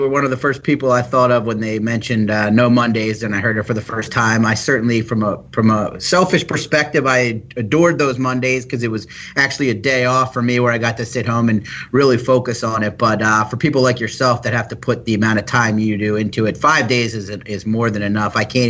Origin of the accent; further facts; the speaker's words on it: 4.5 hours south of Saratoga Springs, Northeast, United States; I grew up in the Northeast, just 4.5 hours south of Saratoga Springs